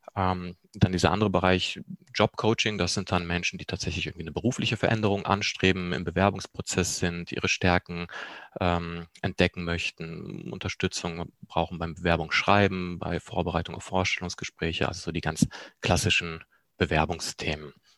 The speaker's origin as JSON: {"language": "German", "country": "Germany", "tie": "born or raised there", "also_born_or_lived": "Poland", "said": "gebürtig komme ich auch aus Polen, bin aber im zarten Alter von vier Jahren nach Deutschland gekommen"}